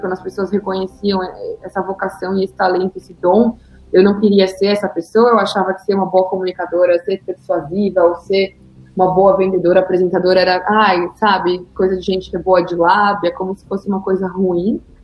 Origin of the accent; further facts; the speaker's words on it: Guarulhos, São Paulo, Brazil; moved away; eu nasci em São Paulo e fui morar em, em Guarulhos muito cedo, então não ser de São Paulo faz parte assim, da minha história de alguma forma, porque até os 18 anos eu morava em Guarulhos